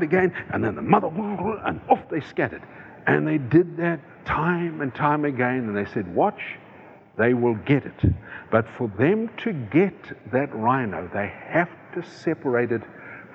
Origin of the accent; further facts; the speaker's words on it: South Africa; moved away; I come from South Africa.